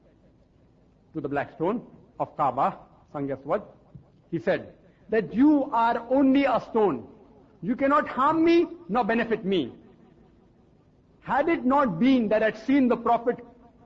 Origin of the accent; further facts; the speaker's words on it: India; I, as an Indian who don't know French or German